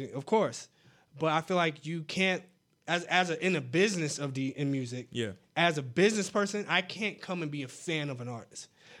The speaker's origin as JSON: {"language": "English", "town": "Tallahassee", "region": "Florida", "country": "United States", "said": "I'm from Tally, so sped up in Tally because the South Florida people come."}